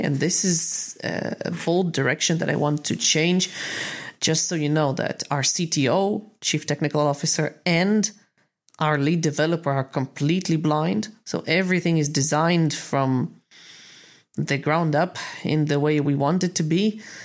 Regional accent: Israel; I'm from Israel

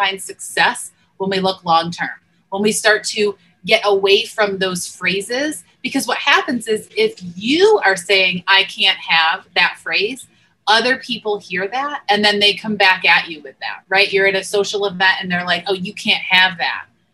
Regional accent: Northeast, United States; moved away; I grew up in the Northeast

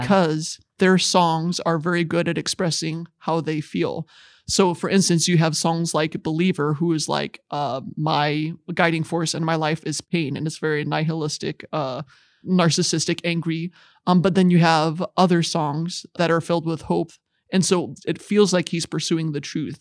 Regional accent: Goshen, Indiana, United States; I hail from Goshen, Indiana. Very nice town to grow up

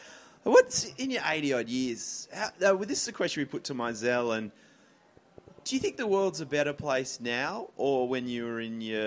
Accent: Tasmania, Australia; moved away; also born or lived in Sydney; I grew up in Tasmania, which is a small. Tasmania is very insular.

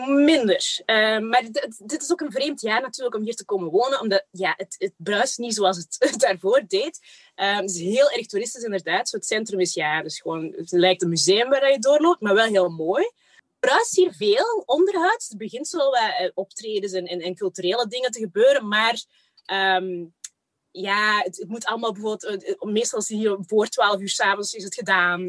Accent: Kempen, Flanders, Belgium; also born or lived in Rwanda; Ik ben daar echt zo op het platteland in een all-white environment opgegroeid samen met mijn zusje

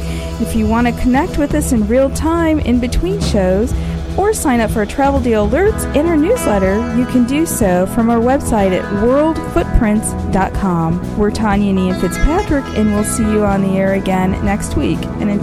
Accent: Washington, District of Columbia, United States; Being from D.C.

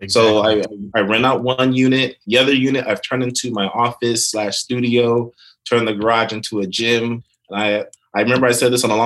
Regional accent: Sacramento, California, United States; also born or lived in Nigeria (ancestry); now in Los Angeles, United States; I was born in Sacramento, moved all over California

